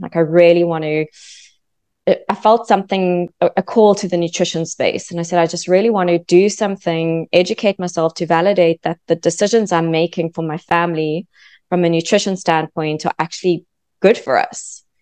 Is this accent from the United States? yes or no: no; South Africa; moved away as an adult; also born or lived in London; now in Australia; I'm actually from South Africa. So from South Africa, moved to London